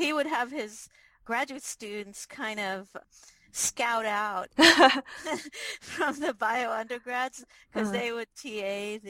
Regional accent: Israel; moved away; also born or lived in New York; So I'm originally from Israel, and I mostly grew up in Israel, but my dad was in the Foreign Office, and so we actually traveled a lot as kids.

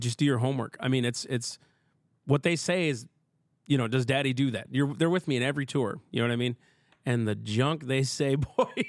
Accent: Minnesota, United States; I'm from Minnesota

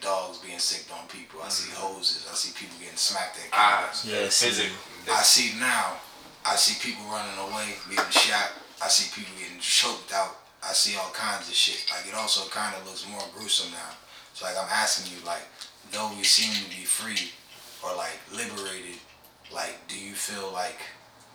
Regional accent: Delaware, United States; I'm from Delaware. Like, really, like, I feel like growing up here kind of like shading me away from racism

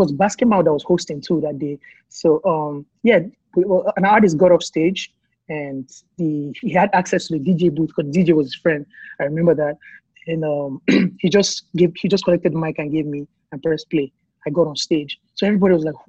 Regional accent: Kaduna State, Nigeria; also born or lived in Jos / Abuja; I was born and raised in Kaduna State, which is like the northern part of Nigeria.

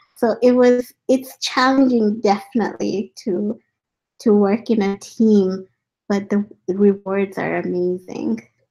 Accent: India; also born or lived in Africa; now in Vancouver, Canada; I've been born in Africa, I grew up in India, and now I'm in Vancouver

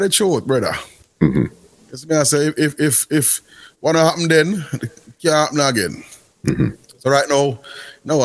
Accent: Kingston, Jamaica; I come from Greenwich Farm

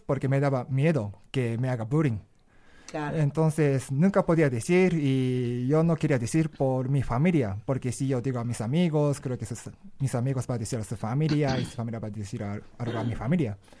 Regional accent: Japan; Spanish is a second language; moved away as an adult; now in Mexico City, Mexico; yo viví en Japón por 22 años, cuando tenía 22 salí de Japón

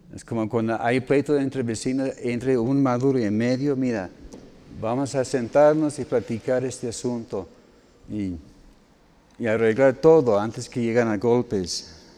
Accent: United States; moved away; todos los gringos aquí en el equipo, incluyendo a su servidor

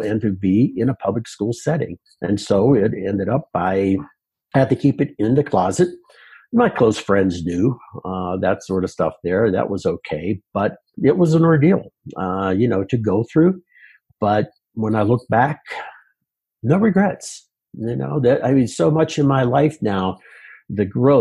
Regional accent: Pittsburgh, Pennsylvania, United States; moved away as an adult; now in Colorado, United States; near Pittsburgh in western Pennsylvania

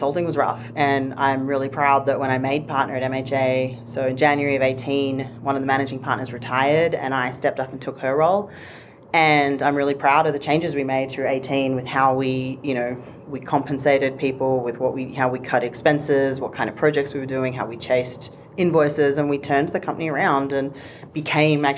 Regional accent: Australia; now in Denver, United States; I'm from Australia.

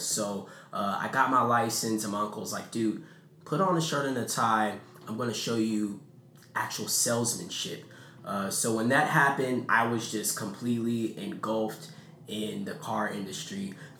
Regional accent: California, United States; now in Stone Mountain, United States; So I'm originally from California.

